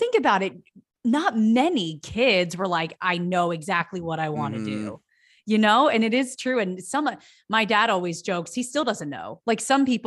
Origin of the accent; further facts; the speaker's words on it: Philadelphia, Pennsylvania, United States; now in Los Angeles, United States; I'm from the Philadelphia area on the East Coast.